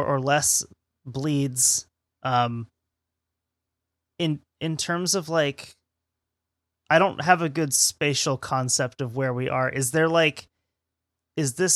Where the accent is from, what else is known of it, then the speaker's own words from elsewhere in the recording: United States; Americans get made fun of for the way that we pronounce buoy instead of boy